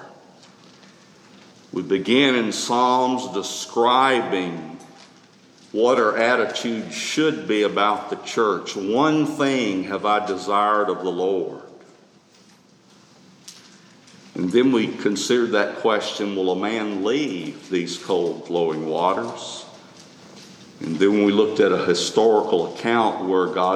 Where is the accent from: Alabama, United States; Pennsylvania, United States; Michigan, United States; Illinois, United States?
Alabama, United States; Tuscaloosa; Growing up in Tuscaloosa, we didn't have a pump